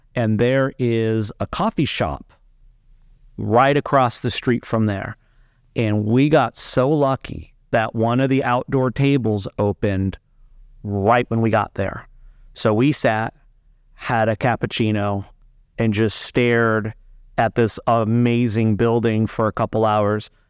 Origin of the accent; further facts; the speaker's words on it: Las Vegas, Nevada, United States; moved away; also born or lived in Spain; I'm from Las Vegas originally